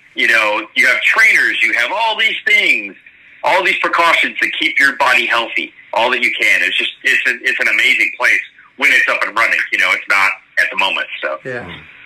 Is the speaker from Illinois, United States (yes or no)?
yes; Chicago, Illinois, United States; moved away as an adult; now in Florida, United States; I'm Florida based now. I've been a Midwest guy my whole life, growing up in Chicago. We moved to Florida when I I got the PC gig and started last year